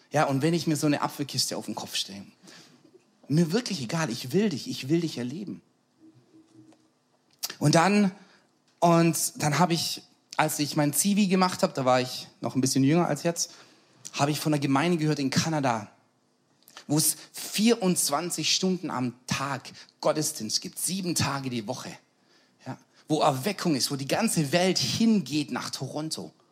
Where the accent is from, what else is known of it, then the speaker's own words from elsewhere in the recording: Schwäbisch Hall, Baden-Württemberg, Germany; Und ich komme aus Schwäbisch Hall, dann macht Gott was in Schwäbisch Hall und ich sage, ich will dabei sein.